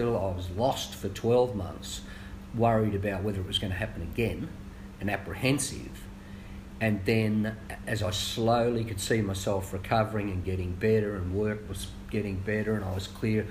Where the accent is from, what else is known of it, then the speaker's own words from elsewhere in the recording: Singleton, New South Wales, Australia; also born or lived in Newcastle; growing up in Singleton as a kid